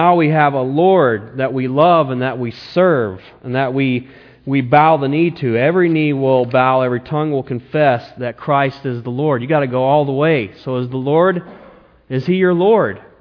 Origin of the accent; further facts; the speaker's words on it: the South, United States; You know, I came from the South, the Bible Belt.